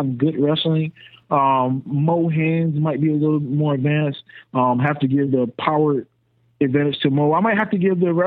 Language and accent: English; North Carolina, United States; And I'm from North Carolina.